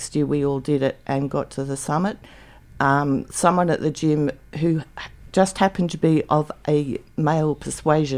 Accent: Canberra, Australian Capital Territory, Australia; also born or lived in Victoria / Ballarat; now in Canberra, Australia; I moved back to Canberra because I was born in Canberra, moved to Victoria, lived on a cattle farm for 10 years and then in the city of Ballarat for 5 years

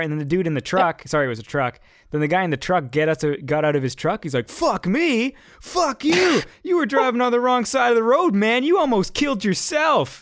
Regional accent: Canada; I'm Canadian

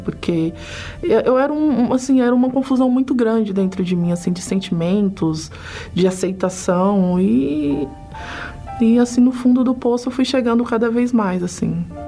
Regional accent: São Paulo, Brazil; tenho 38 anos, sou de São Paulo.

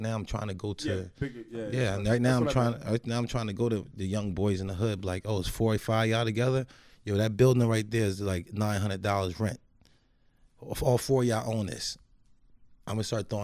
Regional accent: New Jersey, United States; moved away as an adult; also born or lived in South Carolina; my mom is from Jersey, so we grew up in Jersey and lived in Jersey.

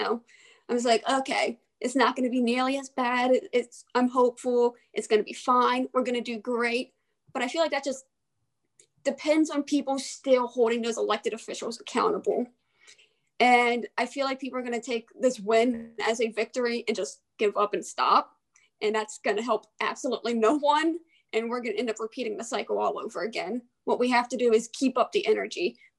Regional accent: Aberdeen, Maryland, United States; also born or lived in Havre de Grace, Maryland; now in Frostburg, United States; I am originally from the Aberdeen Havre Grace area. I lived in both cities most of my childhood. It's a whole mess. But I currently go to school all the way out in Allegheny County in Frostburg State.

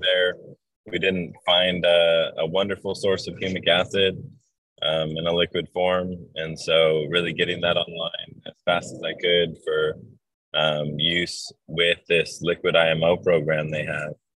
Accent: Hawaii, United States; It's where I grew up in Hawaii

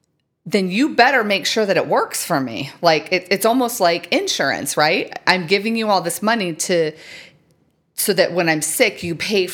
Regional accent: United States; Apparently I'm from America.

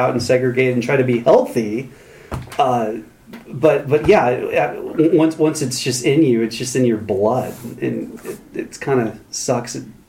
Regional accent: United States; I mean, I'm an American. Most of my life was in Protestant evangelical circles, so it's in my DNA.

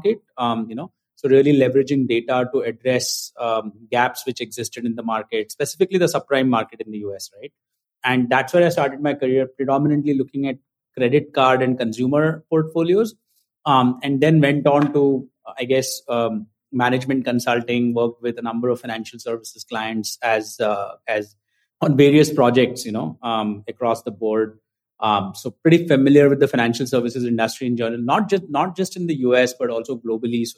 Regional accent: India; moved away as an adult; also born or lived in United States; now in Mumbai, India; I grew up in India.

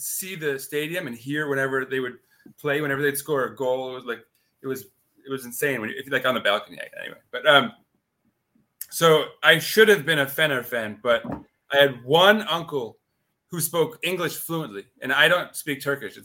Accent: New York City, New York, United States; I grew up here in New York City, born and raised.

